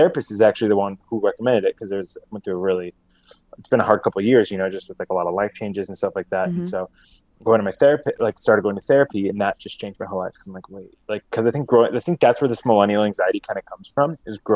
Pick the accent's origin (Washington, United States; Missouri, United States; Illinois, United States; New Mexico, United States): Illinois, United States; Chicago; From the suburbs of Chicago